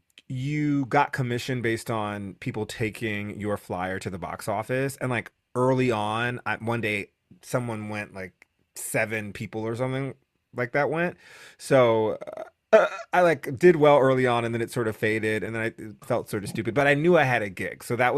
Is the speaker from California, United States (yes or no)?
no; New Haven, Connecticut, United States; moved away; I'm from New Haven, Connecticut.